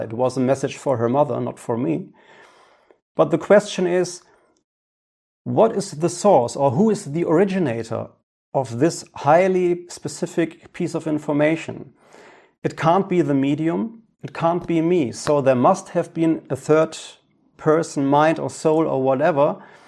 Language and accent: English; Ruhr area, North Rhine-Westphalia, Germany; English is a second language; my hometown here in the Ruhrgebiet in Germany.